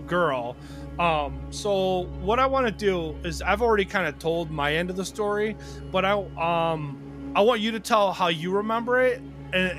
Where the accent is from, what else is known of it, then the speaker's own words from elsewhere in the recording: Detroit, Michigan, United States; now in Wausau, United States; I'm originally from the Detroit area